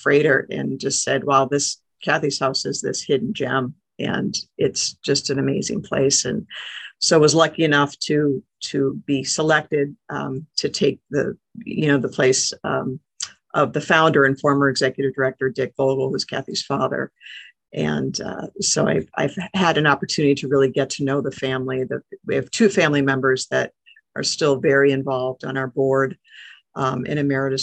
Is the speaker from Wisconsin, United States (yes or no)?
yes; Milwaukee, Wisconsin, United States; moved away as an adult; also born or lived in Seattle, Washington / Portland, Oregon; I used to live in the Milwaukee area. I actually graduated high school from the area